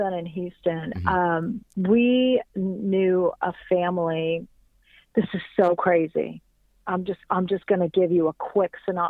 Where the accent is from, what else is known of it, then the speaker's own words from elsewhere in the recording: Iran; I'm from Iran, so being a little banished from my own country, I kind of adopted Mexico and South America as my plight.